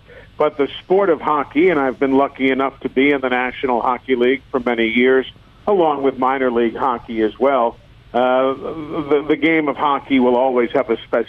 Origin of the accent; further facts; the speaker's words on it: New York City, New York, United States; moved away as an adult; now in Birmingham, United States; I grew up in New York City. I lived there till I was 23